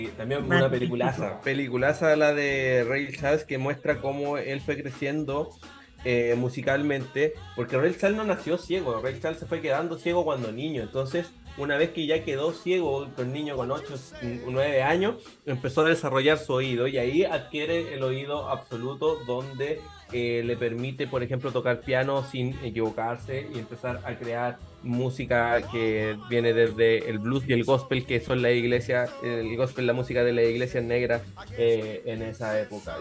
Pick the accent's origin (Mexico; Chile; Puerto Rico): Chile; nosotros como chilenos